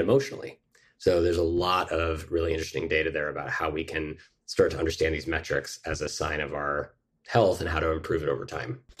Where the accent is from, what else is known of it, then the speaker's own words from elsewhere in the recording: Mill Valley, California, United States; now in New York, United States; I grew up in Mill Valley, California